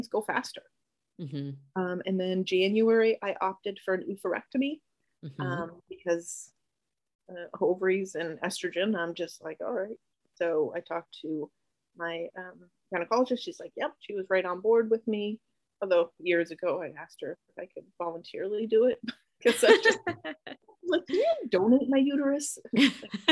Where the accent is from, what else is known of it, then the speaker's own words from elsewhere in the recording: Canada; now in United States; I'm Canadian. My whole family's up in Canada